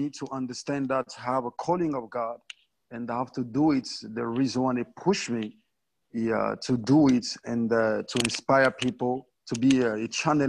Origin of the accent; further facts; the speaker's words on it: DR Congo; I'm from Congo, DRC.